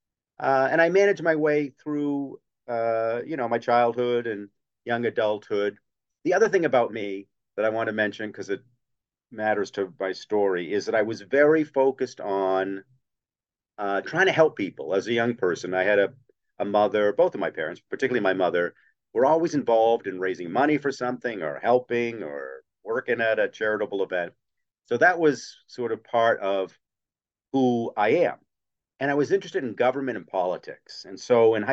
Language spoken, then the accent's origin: English; Bangor, Maine, United States; I grew up in Bangor, had a very nice lower middle income upbringing.